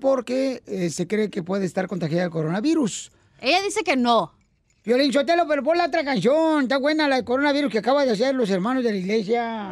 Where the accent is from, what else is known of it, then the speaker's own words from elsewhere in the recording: Ocotlán, Jalisco, Mexico; de Ocotlán, Jalisco, mi tierra natal